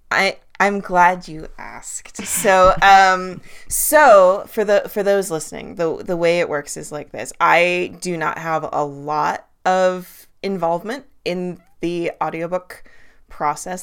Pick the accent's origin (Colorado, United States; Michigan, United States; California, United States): California, United States; Los Angeles; moved away; I do live in the woods now, but I grew up in Los Angeles